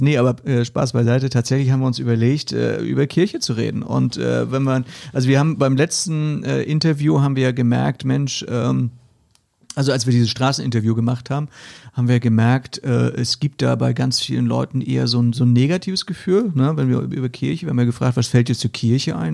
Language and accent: German; Hesse, Germany; in Hessen sagen wir